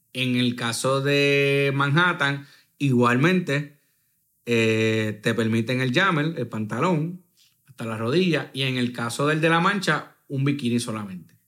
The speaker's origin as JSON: {"language": "Spanish", "country": "Puerto Rico", "said": "somos del Caribe"}